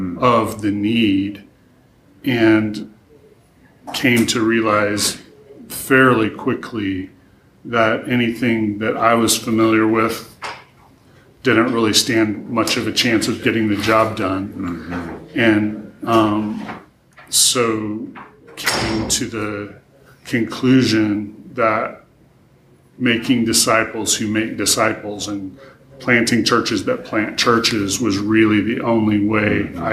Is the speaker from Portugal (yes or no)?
no; Taichung, Taiwan; also born or lived in Taejon, South Korea; So I grew up in Asia. My parents were missionaries, so I lived through my elementary school years in Taejon, South Korea, and then middle school and high school in Taichung, Taiwan.